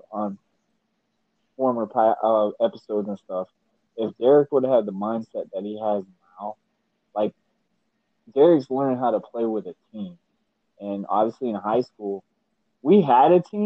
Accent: Yulee, Florida, United States; we're from Yuli, Florida now

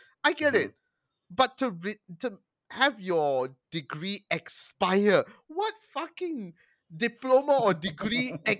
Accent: Malaysia; speaking as a Malaysian, come on, our racist undertones are prevalent fucking everywhere.

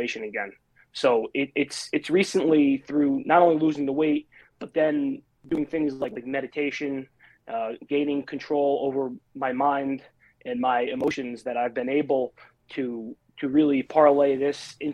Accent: New Jersey, United States; I've been living in New Jersey for my entire life

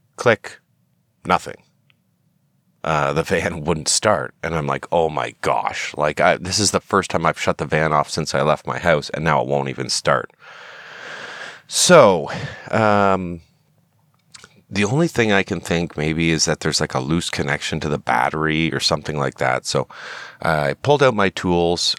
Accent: Canada; I'm a Canadian citizen

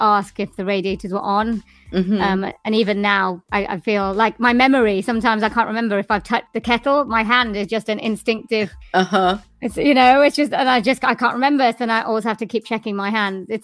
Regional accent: Swansea, Wales, United Kingdom; I am from Wales in the United Kingdom in a place called Swansea, which is by the sea.

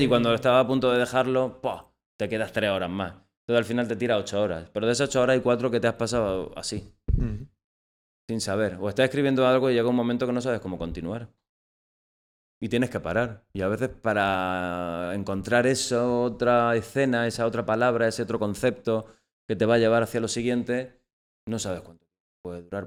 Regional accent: Almería, Andalusia, Spain; soy de Almería, del Alquián en concreto, y soy dramaturgo

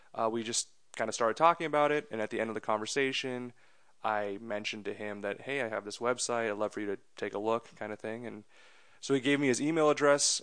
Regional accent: Andover, Massachusetts, United States; also born or lived in India; I grew up in Massachusetts in a, in a town called Andover, a suburb of Boston

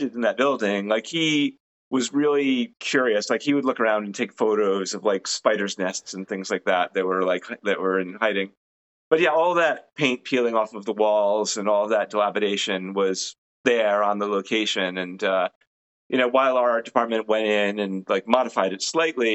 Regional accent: Rhode Island, United States; When I was growing up in Rhode Island, Crandall House was the name of the place that was creepy.

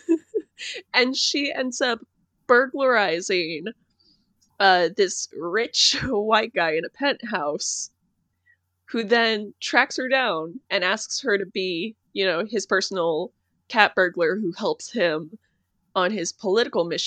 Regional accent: Seattle, Washington, United States; I was born and raised in Seattle

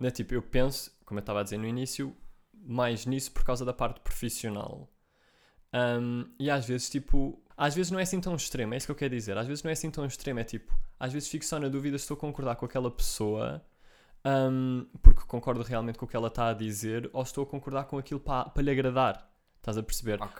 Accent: Portugal; eu sou português

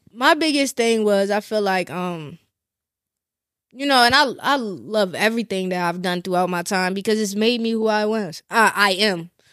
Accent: Glen Burnie, Maryland, United States; moved away; also born or lived in Annapolis; I don't live, um, in Glen Burnie anymore

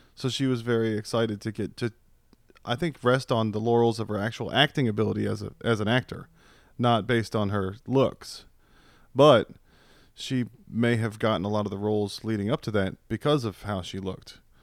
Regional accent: Virginia, United States; now in Texas, United States; I grew up in Virginia

